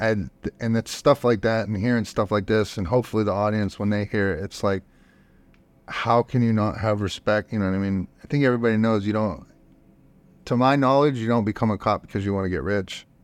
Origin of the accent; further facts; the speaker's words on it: Youngstown, Ohio, United States; now in Austin, United States; I'm from Youngs-, Youngstown, Ohio